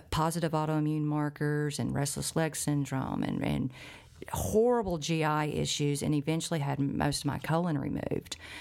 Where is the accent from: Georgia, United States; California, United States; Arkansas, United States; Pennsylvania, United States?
Arkansas, United States; Arkansas Delta, United States; growing up in the Arkansas Delta, which has a very high cancer rate